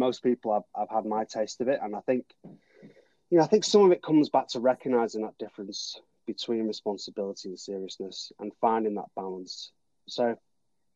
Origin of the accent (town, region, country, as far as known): Manchester, North West England, United Kingdom; born or raised there; moved away as an adult; now in New Zealand